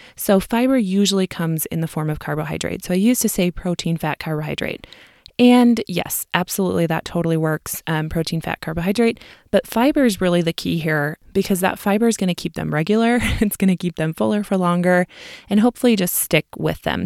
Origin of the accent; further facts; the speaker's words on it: Midwest, United States; accent: Midwestern; my Midwestern accent